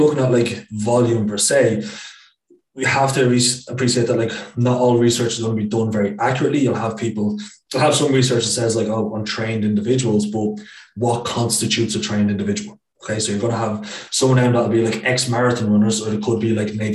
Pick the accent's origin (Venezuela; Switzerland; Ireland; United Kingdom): Ireland; Dublin, Leinster; moved away as an adult; I'm from Dublin like yourself